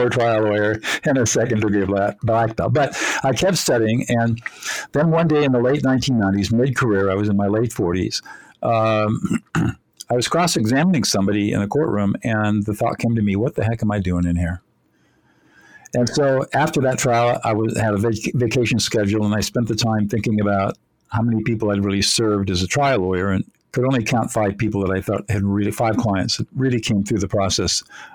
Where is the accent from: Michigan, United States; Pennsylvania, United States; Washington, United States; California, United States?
California, United States; Southern; Even though I grew up in affluence in Southern California